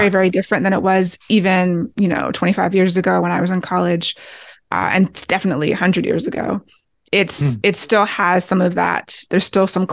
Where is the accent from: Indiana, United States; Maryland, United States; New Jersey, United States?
Maryland, United States; Maryland outside of D.C., United States; I grew up in Maryland outside of D.C. and have a lot of family in Washington, D.C.